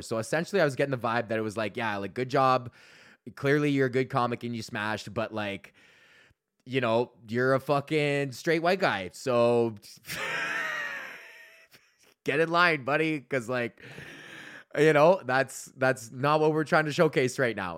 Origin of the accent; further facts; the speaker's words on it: Georgetown, Ontario, Canada; I was in Georgetown, here in Georgetown, and my hometown